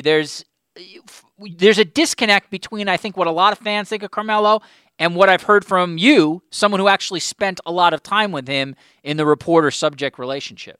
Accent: New York, United States; as a New Yorker

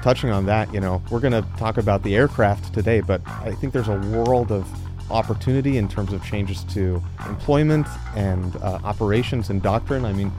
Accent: North Georgia, United States; moved away; I grew up in North Georgia, went to UVA for undergrad.

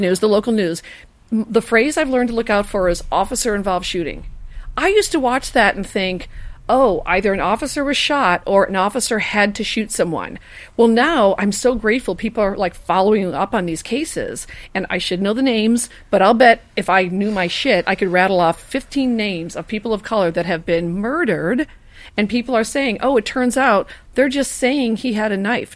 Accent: Chicago, Illinois, United States; now in Los Angeles, United States; I'm a Chicagoan

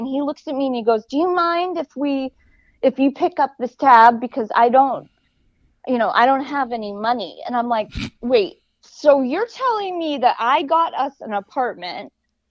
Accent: Hollywood, California, United States; So they were threatened by the fact that I was blonde, I came from Hollywood

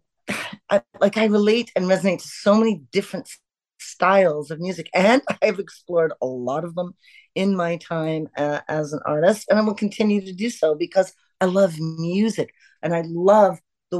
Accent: Canada; we're Canadian

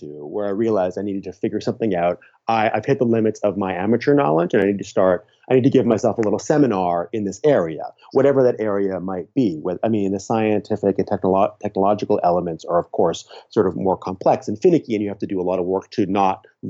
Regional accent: Canada; I'm Canadian

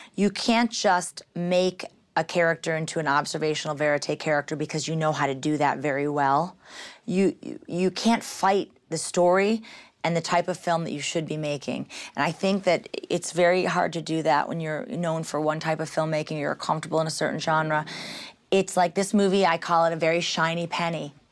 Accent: Michigan, United States; I'm from Michigan

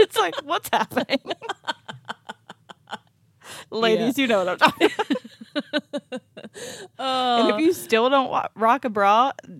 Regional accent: small town Ohio, United States; We are from not Pennsylvania.

